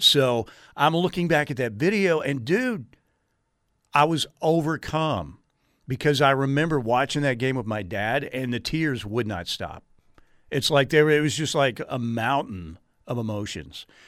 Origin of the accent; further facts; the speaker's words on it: Norman, Oklahoma, United States; having been born and raised in Norman